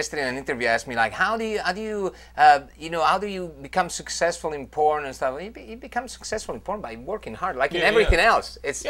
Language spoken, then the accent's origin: English; Van Nuys, California, United States; Okay. Yeah, exactly. It's fake. Yeah. I'm from Van Nuys.